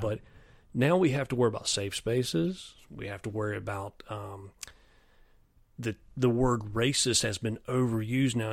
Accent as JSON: {"language": "English", "area": "near Clemson", "region": "South Carolina", "country": "United States", "tie": "born or raised there", "said": "I grew up near Clemson"}